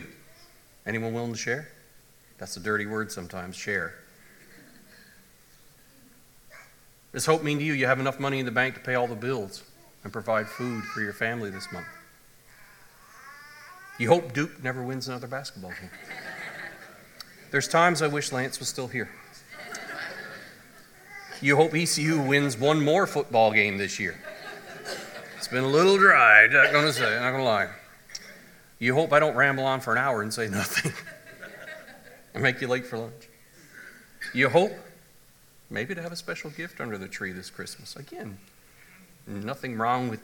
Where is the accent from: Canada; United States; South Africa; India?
Canada; moved away; I come from the Anglican church, the Episcopalian church back in Canada